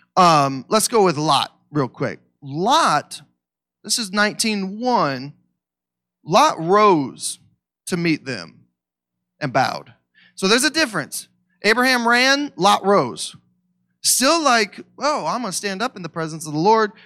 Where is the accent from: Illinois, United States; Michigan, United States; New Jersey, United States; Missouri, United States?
Missouri, United States; I'm from Missouri.